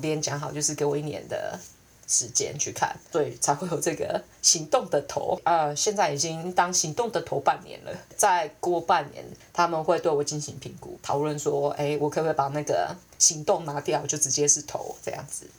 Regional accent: Taiwan; now in United Kingdom; 我真的是很难想象我会回台湾的样子

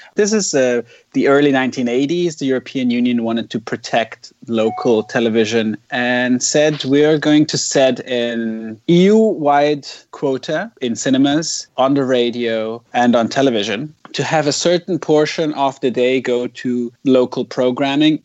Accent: Zurich, Switzerland; moved away as an adult; now in Toronto, Canada; I was born and raised in Zurich, Switzerland. But for the past two years, I've been living in Toronto in Canada

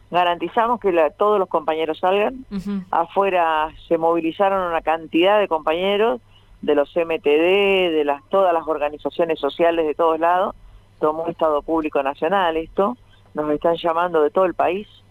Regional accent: Avellaneda, Buenos Aires Province, Argentina; yo soy nacida en Villa Corina

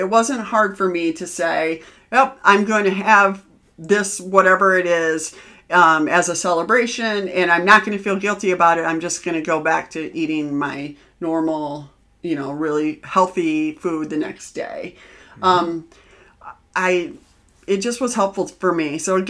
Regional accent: Midwest, United States; we're Midwesterner.

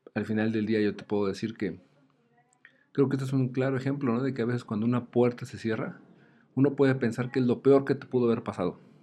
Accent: Mexico

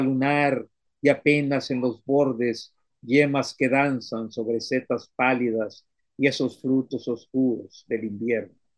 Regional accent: Miramar beach, Tamaulipas, Mexico; de la playa de Miramar, de donde yo soy

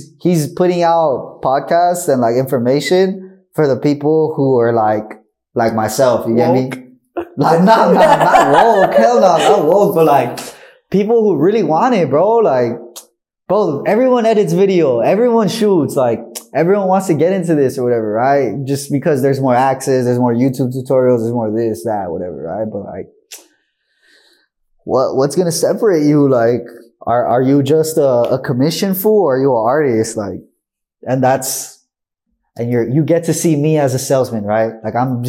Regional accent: Compton, California, United States; I'm from Compton, California.

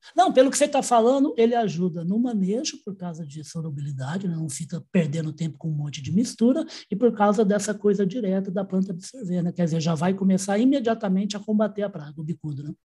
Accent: Ribeirão Preto, São Paulo, Brazil; also born or lived in Uberaba; eu não nasci, mas eu sou criado no interior de São Paulo, né, de Ribeirão Preto

